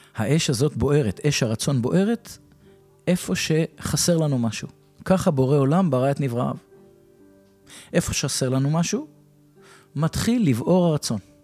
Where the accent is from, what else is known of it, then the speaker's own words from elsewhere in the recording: Revivim, Southern District, Israel; also born or lived in United States; אני בן קיבוץ רביבים